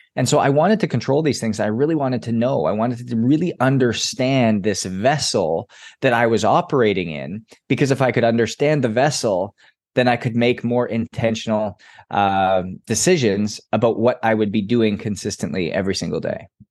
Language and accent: English; Edmonton, Alberta, Canada; I grew up in Edmonton, Alberta